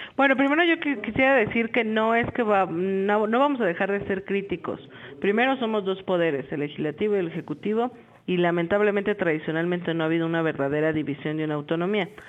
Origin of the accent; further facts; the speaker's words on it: Mexico; como mexicana